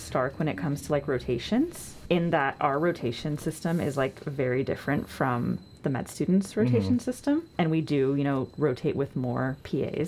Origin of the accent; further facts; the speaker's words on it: Thousand Oaks, California, United States; I am from Thousand Oaks, California